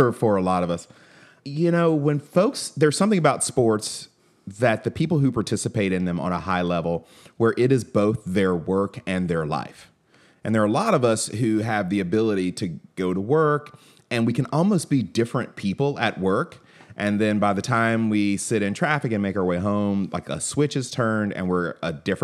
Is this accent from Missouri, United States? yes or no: no; Atlanta, Georgia, United States; I grew up in Atlanta